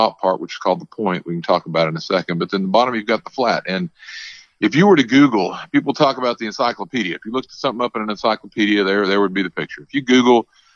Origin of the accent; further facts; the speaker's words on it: Texas, United States; my home state of Texas